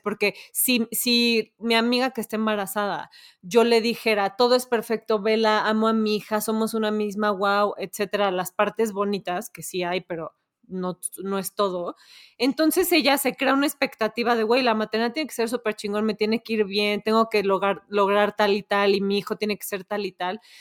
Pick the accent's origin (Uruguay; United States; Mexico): Mexico